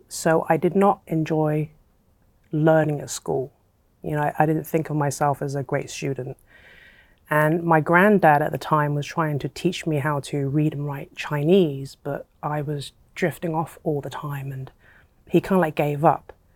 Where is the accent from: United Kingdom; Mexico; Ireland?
United Kingdom; England; I was born and raised in England, but my, my family are from Hong Kong